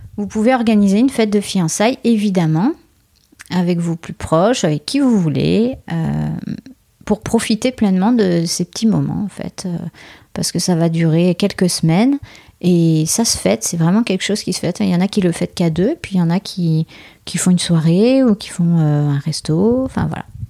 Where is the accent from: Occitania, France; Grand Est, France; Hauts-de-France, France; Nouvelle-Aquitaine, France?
Nouvelle-Aquitaine, France; Bordeaux; nous, on est de Bordeaux